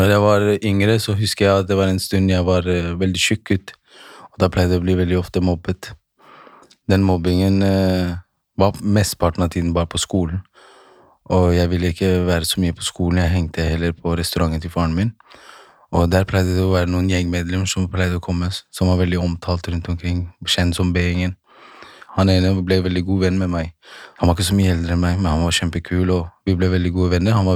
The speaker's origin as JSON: {"language": "Norwegian", "town": "Holmlia", "region": "Oslo", "country": "Norway", "tie": "born or raised there", "said": "Jeg er, eh, jeg er født og oppvokst på Holmlia."}